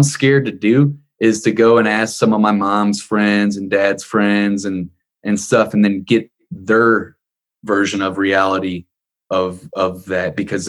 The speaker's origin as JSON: {"language": "English", "town": "Ferguson", "region": "Missouri", "country": "United States", "tie": "born or raised there", "said": "we grew up in Ferguson, Missouri"}